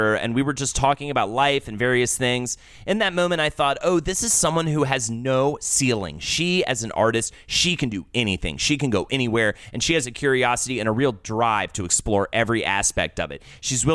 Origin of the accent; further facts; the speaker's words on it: Charlotte, North Carolina, United States; now in New York, United States; I'm from Charlotte, North Carolina